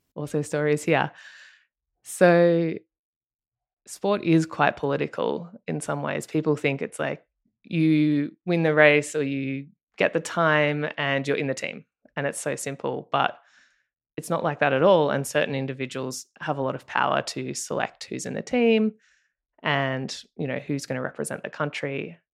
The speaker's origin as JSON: {"language": "English", "country": "Australia", "accent": "Australian", "moved": "as an adult", "lives_now": "Marina del Rey, United States", "said": "if you can tell by my accent, I'm Australian"}